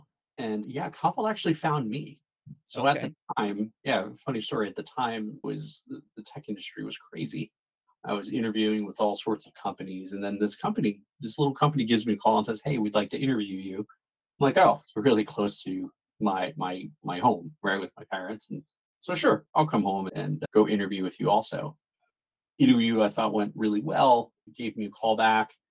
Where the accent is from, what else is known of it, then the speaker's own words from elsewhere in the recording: New Jersey, United States; I am born and raised in New Jersey